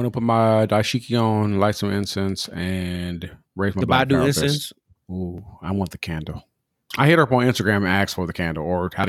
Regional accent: Southern California, United States; I grew up in Southern California.

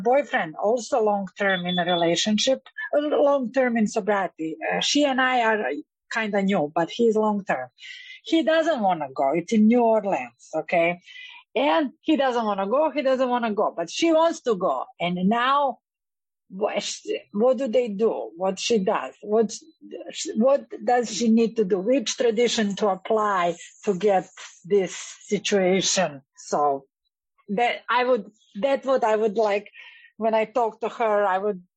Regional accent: Serbia; now in Boca Raton, United States; I live in Boca Raton, but I'm from Serbia.

